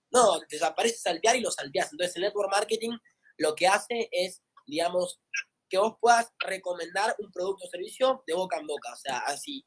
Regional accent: Tigre, Buenos Aires Province, Argentina; soy de acá de Tigre, de Buenos Aires

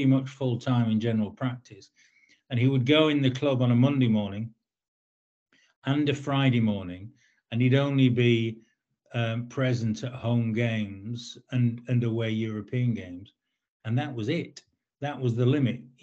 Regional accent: Lancaster, North West England, United Kingdom; moved away as an adult; now in London, United Kingdom; I was born in Lancaster and brought up around Lancaster, went to school in Lancaster.

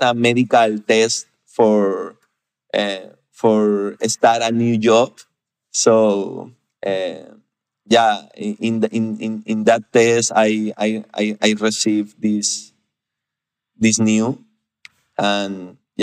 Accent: Piura, Peru; I grew up in Piura. Piura is a small city in Peru with less than 1 million of inhabitants.

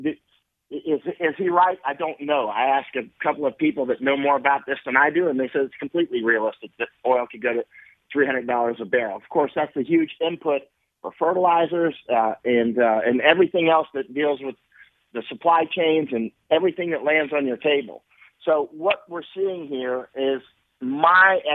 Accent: United States; I'm an American, you know, through the core

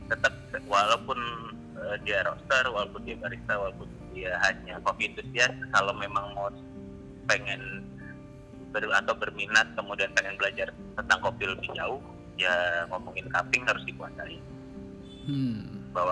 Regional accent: Java, Indonesia; walaupun saya sebagai orang Jawa, saya juga kadang-kadang masih kaget

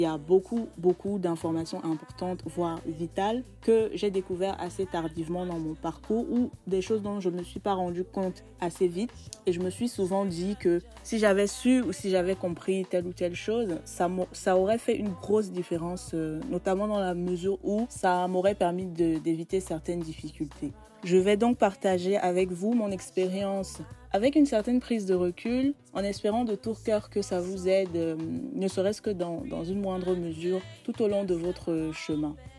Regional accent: Cameroon; moved away as an adult; now in France; je suis une Camerounaise vivant actuellement en France

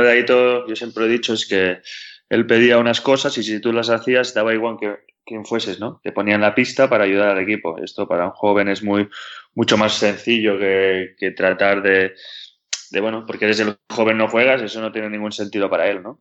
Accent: Badalona, Catalonia, Spain; tengo dos amigos de, toda la vida que juegan conmigo a baloncesto cuando, cuando éramos pequeños en Badalona

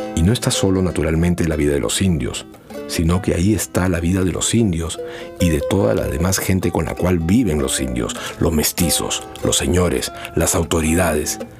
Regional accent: Andahuaylas, Apurímac, Peru; first language Quechua; Spanish is a second language; Yo soy un peruano que orgullosamente, como un demonio feliz, habla en cristiano y en indio, en español y en quechua.

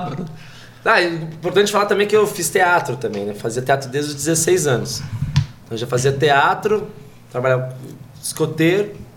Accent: Pinhalzinho, São Paulo, Brazil; also born or lived in Pirituba, São Paulo; Eu sou de uma cidade chamada Pinhalzinho, cresci em Pinhalzinho, depois dos 10 anos de idade

